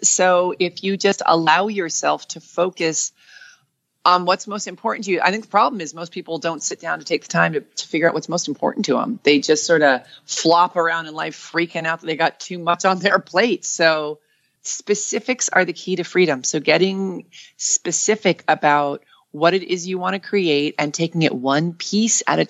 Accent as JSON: {"language": "English", "region": "New York", "country": "United States", "moved": "yes", "said": "I'm from New York."}